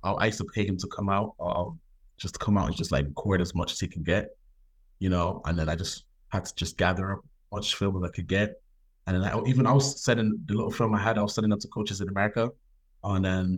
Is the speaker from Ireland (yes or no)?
yes; Dublin, Leinster, Ireland; also born or lived in United States / Nigeria; now in Belfast, United Kingdom; I grew up in Dublin, Ireland. I'm from Nigeria. Background is from Nigeria. I've been everywhere. Grew up in Dublin. Grew up in the States. Grew up in Nigeria. Grew up in Belfast.